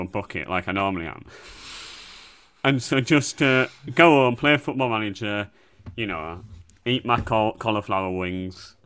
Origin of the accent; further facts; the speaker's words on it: Bradford, Yorkshire and the Humber, United Kingdom; I'm from Bradford